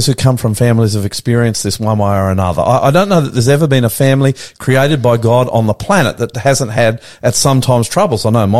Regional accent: Australia; also born or lived in Sydney; I'm the Aussie Pastor coming to you live from our studios in northwest Sydney.

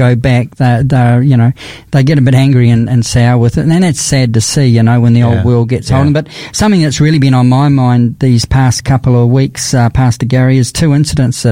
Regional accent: New Zealand; now in Adelaide, Australia; I'm a Kiwi from New Zealand, suffered through the cold there

